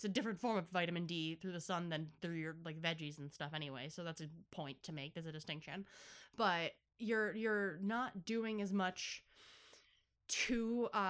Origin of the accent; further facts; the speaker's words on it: Buffalo, New York, United States; accent: Buffalo; Wow, I really sound like I'm from Buffalo.